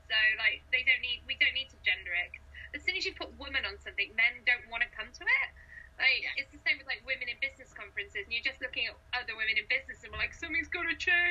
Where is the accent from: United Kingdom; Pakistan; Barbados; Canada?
United Kingdom; Cardiff, Wales; I'm from Cardiff.